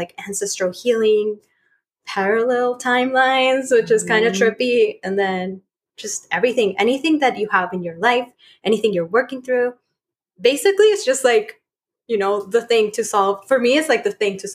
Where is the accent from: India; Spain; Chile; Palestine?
Chile; moved away as an adult; I was born in Chile and I'm from Chile. And I moved here like 5 years ago.